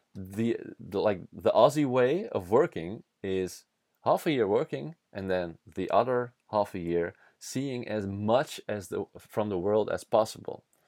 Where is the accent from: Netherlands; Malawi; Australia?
Netherlands; first language Dutch; English is a second language; Dutch is my mother language